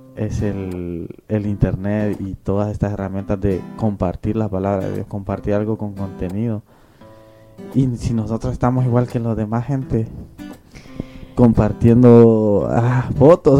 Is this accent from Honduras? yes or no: yes; Honduras; moved away; en mi país, en Honduras